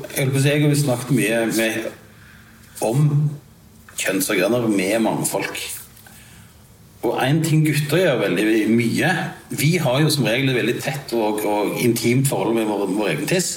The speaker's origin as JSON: {"language": "Norwegian", "town": "Sandnes", "region": "Rogaland", "country": "Norway", "said": "jeg er jo fra Sandnes"}